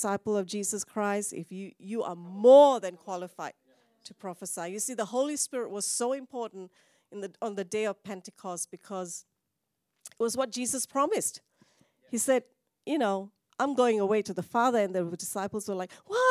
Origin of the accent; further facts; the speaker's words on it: Malaysia; now in Australia; Even though I'm Indian, I don't think I can go to India. I'm from Malaysia